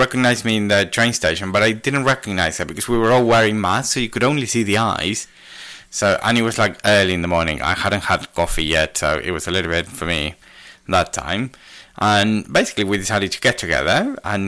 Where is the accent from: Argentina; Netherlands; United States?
Argentina; now in United Kingdom; I'm Argentinian